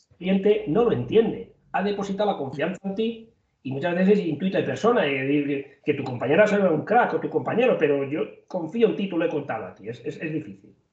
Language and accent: Spanish; Toledo, Castilla-La Mancha, Spain; en mi tierra, en mi zona, en Toledo